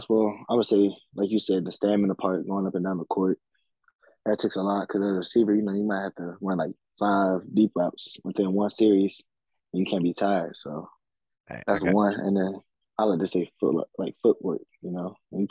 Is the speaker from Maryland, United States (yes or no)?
yes; Waldorf, Maryland, United States; I'm from Maryland, born and raised in Waldorf.